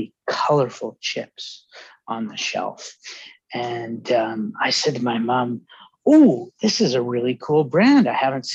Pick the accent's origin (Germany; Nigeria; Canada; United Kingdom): Canada; Vancouver, British Columbia; also born or lived in Calgary; born and raised Vancouverite